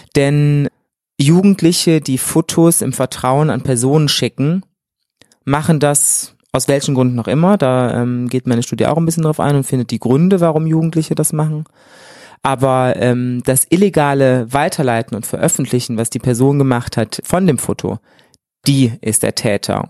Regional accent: Germany; moved away as an adult; now in Cologne, Germany; Ich bin in der wunderschönen Eifel groß geworden

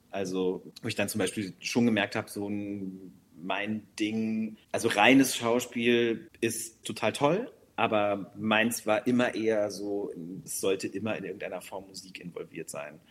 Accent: North Rhine-Westphalia, Germany; first language German; ich bin gebürtig aus Nordrhein-Westfalen, wirklich an der holländischen Grenze fast aufgewachsen

